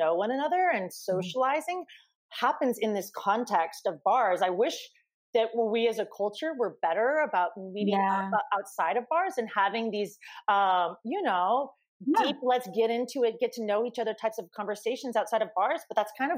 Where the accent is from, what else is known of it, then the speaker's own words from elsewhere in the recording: Portland, Oregon, United States; moved away as an adult; also born or lived in San Francisco, California; now in New York City, United States; I moved from Portland, Oregon, which is where I'm from.